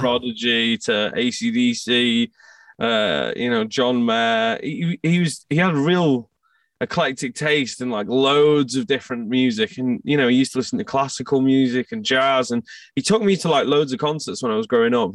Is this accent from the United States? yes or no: no; outskirts of Manchester, North West England, United Kingdom; also born or lived in Scotland; I moved uh, to the outskirts of Manchester uh, when I was like three years old. My parents moved, so I kind of grew up in England.